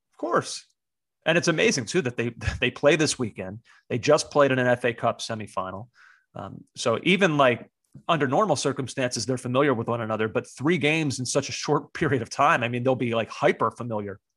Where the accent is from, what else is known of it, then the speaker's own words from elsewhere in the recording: United States; the American on this podcast